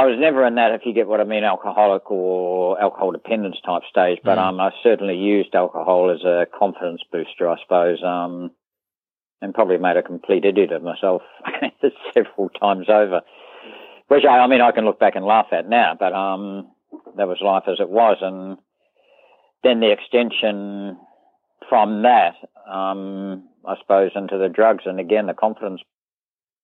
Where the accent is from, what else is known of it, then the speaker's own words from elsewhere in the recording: Christchurch, Canterbury, New Zealand; also born or lived in Harborough / Whangarei; born and bred Christchurch, lived in Harborough from about 4 till about 10, lived in Whangarei from about 10 till about 15, 16, then moved back to Christchurch